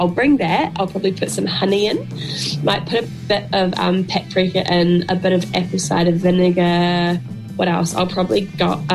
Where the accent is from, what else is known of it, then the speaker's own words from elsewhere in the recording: Geraldine, Canterbury, New Zealand; moved away as an adult; I grew up in Geraldine. I spent like the first 18 years of my life there